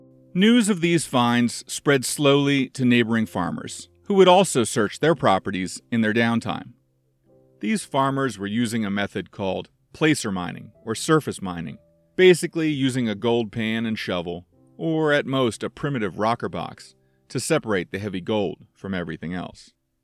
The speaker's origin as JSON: {"language": "English", "town": "Washington", "region": "District of Columbia", "country": "United States", "tie": "born or raised there", "said": "the architect of the U.S. Capitol in my hometown of Washington, D.C."}